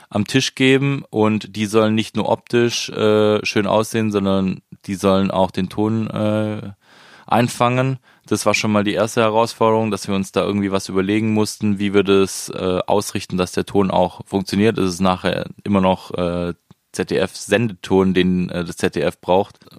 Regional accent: Biberach an der Riss, Baden-Württemberg, Germany; Das ist äh, zwischen Ulm und Ravensburg, Richtung Bodensee, schön Oberschwaben. Ähm, es war schön da au

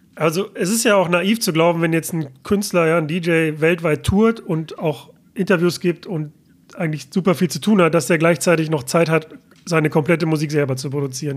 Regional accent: Mülheim an der Ruhr, North Rhine-Westphalia, Germany; bin ich gerade in meiner Heimatstadt Mülheim an der Ruhr

